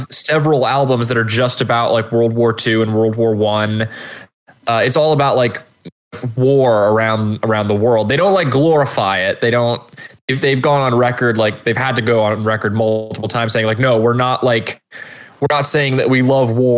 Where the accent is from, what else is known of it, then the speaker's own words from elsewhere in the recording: United States; Not only am I American, I'm a homeschooled American.